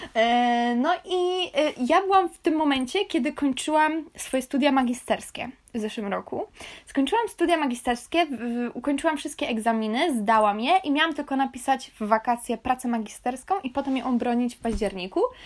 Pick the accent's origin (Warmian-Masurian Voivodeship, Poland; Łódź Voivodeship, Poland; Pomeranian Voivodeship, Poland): Pomeranian Voivodeship, Poland; Kashubia; also born or lived in Staniszewo; Ja jestem z Kaszub